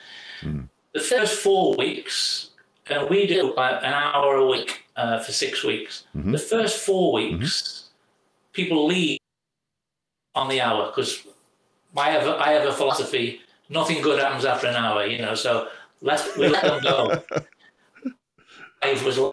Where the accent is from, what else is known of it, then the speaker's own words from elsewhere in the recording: United Kingdom; moved away as an adult; now in St. Louis, United States; being British